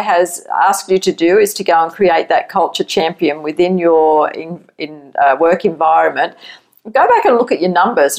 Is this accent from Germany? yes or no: no; Australia; accent: Aussie; moved away as an adult; now in United States; as an Aussie coming to America